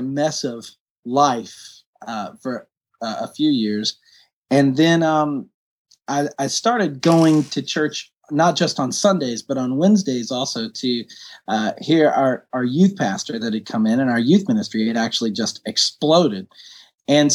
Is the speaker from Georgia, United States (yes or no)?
yes; Woodstock, Georgia, United States; also born or lived in Newnan, Georgia / London; I grew up in Woodstock, Georgia, where I make my home right now